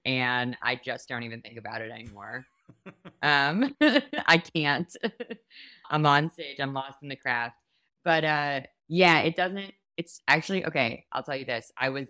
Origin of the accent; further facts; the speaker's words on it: New York, United States; Like, growing up in New York, I did not have friends who then went off to serve.